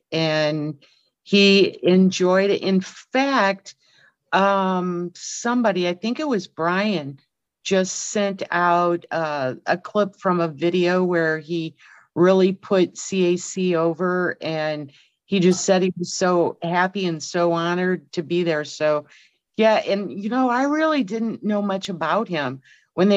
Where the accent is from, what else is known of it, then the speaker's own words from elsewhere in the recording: St. Louis, Missouri, United States; moved away as an adult; I'm originally from St. Louis